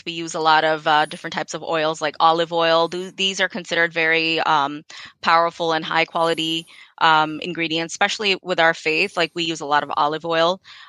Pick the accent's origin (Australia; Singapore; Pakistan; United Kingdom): Pakistan; born there; And as a person of South Asian descent, I'm Pakistani by birth. I've kind of seen all of this stuff, you know, being used in my home, and I know that it works.